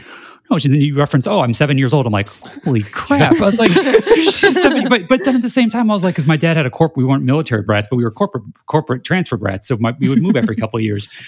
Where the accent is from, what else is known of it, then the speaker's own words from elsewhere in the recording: Indiana, United States; growing up in Indiana